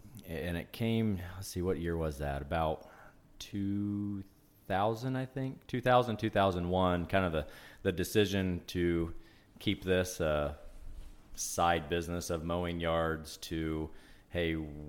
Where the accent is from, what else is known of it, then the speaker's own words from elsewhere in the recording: Remington, Indiana, United States; I was born and raised in Remington. Lived in the same house until I was married.